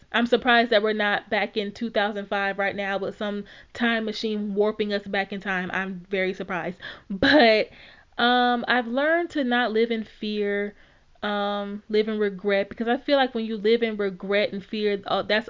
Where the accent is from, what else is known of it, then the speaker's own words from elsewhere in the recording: Alexandria, Louisiana, United States; born and raised in Louisiana